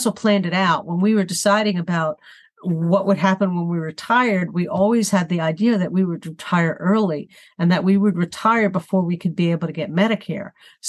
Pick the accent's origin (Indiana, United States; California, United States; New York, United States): New York, United States; New York City; also born or lived in Manhattan; now in Jersey City, United States; I was born in Brooklyn.